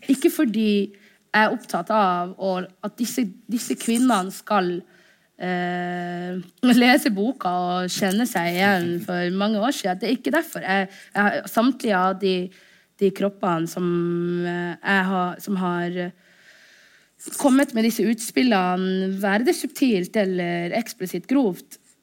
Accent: Norway; also born or lived in Somalia; jeg er norsk-somalisk

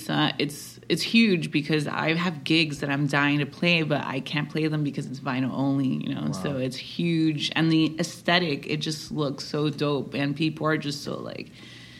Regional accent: Hialeah, Florida, United States; We grew up together, and we are two little girls from Hialeah that had big dreams

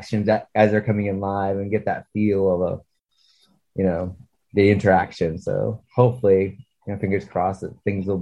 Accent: Watertown, New York, United States; my hometown, around my hometown

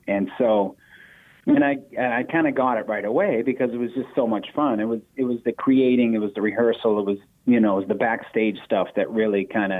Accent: Boston, Massachusetts, United States; we grew up four blocks away from the oldest community theater in America. Actually, it's called the Footlight Club

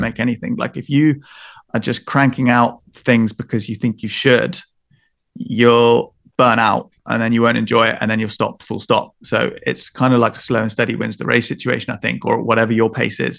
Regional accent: Devon, South West England, United Kingdom; I'm from Devon

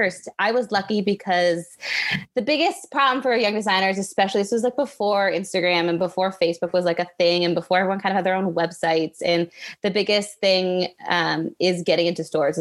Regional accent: Richmond Hill, Ontario, Canada; also born or lived in United States / Toronto / British Columbia; I only lived there till I was three. So I've pretty much lived in Canada my whole life

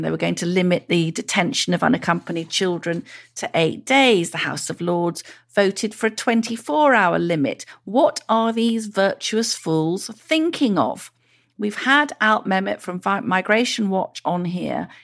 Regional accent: Llanelli, Wales, United Kingdom; moved away; Llanelli, Llanelli Bach. It's in my, I suppose you can call it my hometown.

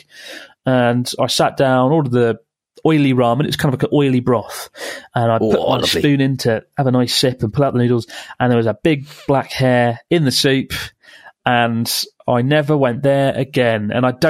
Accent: United Kingdom; moved away; I'm British

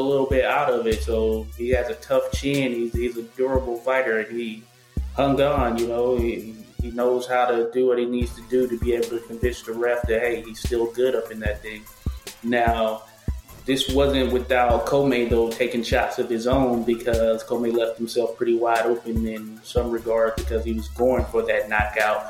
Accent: the South, United States; I'm from the South

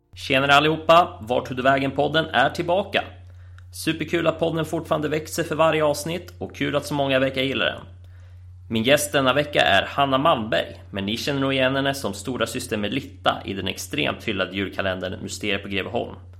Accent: Köping/Arboga area, Västmanland, Sweden; från mina hemtrakter

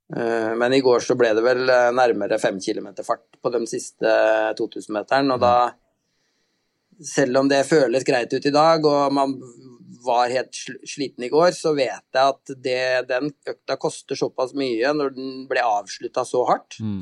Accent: Halden, Østfold, Norway; moved away; Jeg er jo fra eh, nabokommunen din, jeg er fra Halden egentlig.

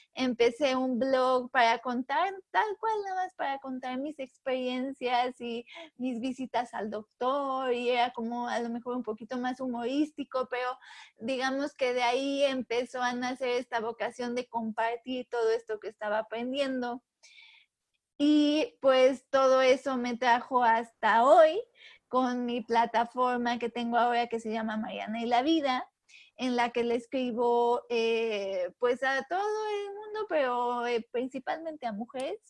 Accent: Puebla, Mexico; soy mexicana, soy de Puebla, he vivido toda mi vida acá

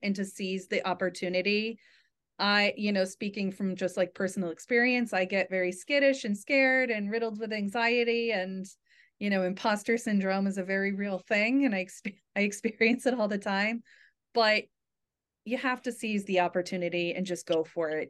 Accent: New England, United States; I'm from New England, born and raised

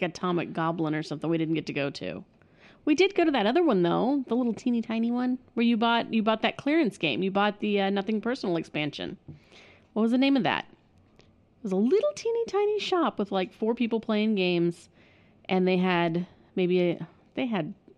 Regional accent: Springfield, Missouri, United States; now in Kansas City, United States; I grew up in Springfield

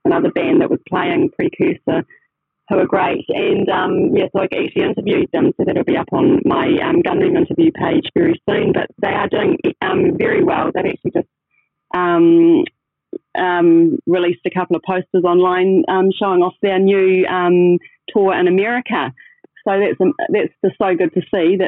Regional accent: Christchurch, Canterbury, New Zealand; I was born and bred in Christchurch down here

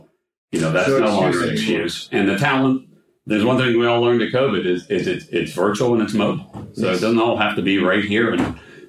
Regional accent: Pittsburgh, Pennsylvania, United States; moved away as an adult; now in Tampa, United States; I grew up in Pittsburgh.

